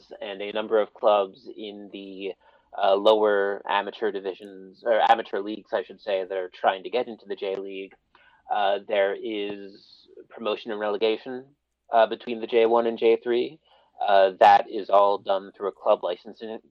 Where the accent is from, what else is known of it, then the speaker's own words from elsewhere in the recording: Philadelphia, Pennsylvania, United States; moved away as an adult; now in Tokyo, Japan; I was born and raised in Philadelphia back when it was a 4-sport town and not a 5-sport town.